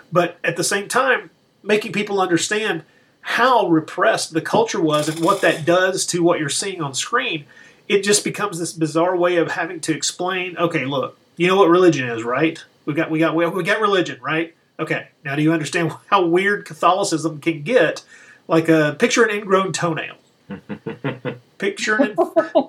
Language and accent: English; the South, United States; I grew up in the Baptist tradition here in the South